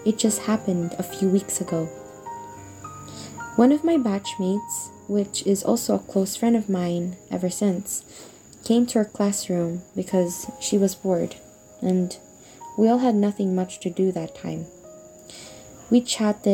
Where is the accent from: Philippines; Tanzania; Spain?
Philippines; also born or lived in Australia; I'm 12 years old